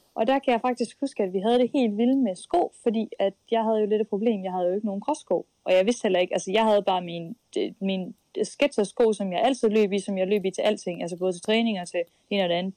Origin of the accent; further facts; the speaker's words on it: Skive, Central Denmark Region, Denmark; moved away; det var Skive, jeg kom fra